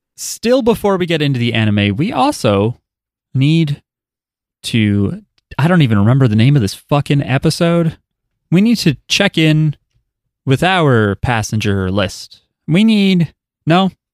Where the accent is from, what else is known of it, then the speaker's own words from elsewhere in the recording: New Jersey, United States; I'm from New Jersey